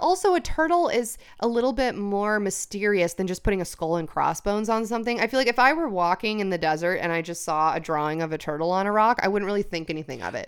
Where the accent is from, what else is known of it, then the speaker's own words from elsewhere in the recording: California, United States; I was born here